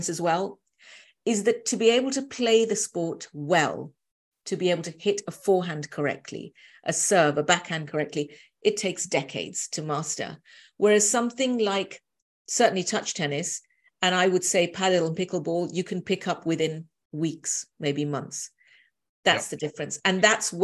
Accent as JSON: {"language": "English", "region": "London", "country": "United Kingdom", "said": "being a Londoner"}